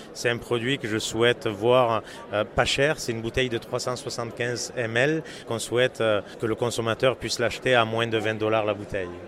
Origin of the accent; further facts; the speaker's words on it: France; accent: French; moved away as an adult; now in Montreal, Canada; mes origines euh, et mon accent ne peuvent pas me trahir. Je suis d'origine française. Je viens de fêter hier mes 22 ans au Québec, 22 ans d'arrivée euh, au Canada.